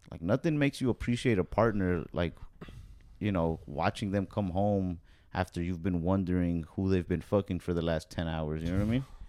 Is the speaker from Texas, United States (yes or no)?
yes; Texas, United States; I'm here from Texas.